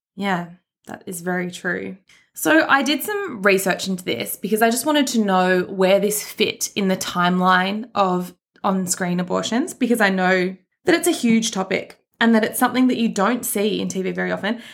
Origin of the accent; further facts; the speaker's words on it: Australia; we are from Australia